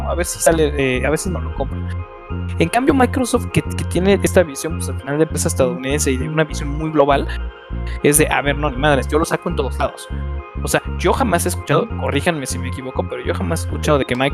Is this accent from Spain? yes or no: no; Mexico; nosotros como mexicanos de, este lado de este continente